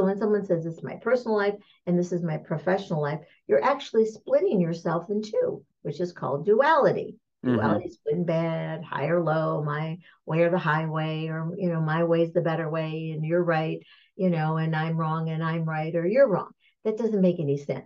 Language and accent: English; Michigan, United States; I'm from Michigan